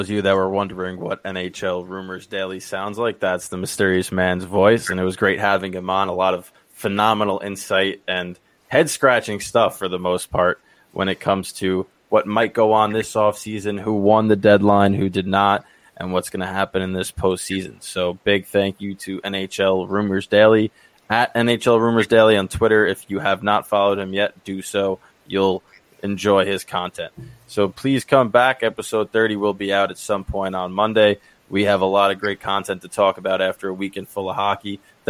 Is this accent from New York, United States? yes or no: yes; Brooklyn, New York, United States; I'm from Brooklyn. That traffic would be a disaster.